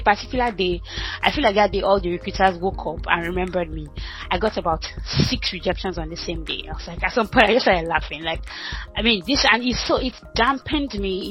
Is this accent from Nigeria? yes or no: yes; Ibadan, Oyo, Nigeria; moved away as an adult; also born or lived in Ota, Nigeria / Lagos, Nigeria / Lancaster, United Kingdom; now in United Kingdom; I grew up in Ibadan, Alakia in Ibadan, dead village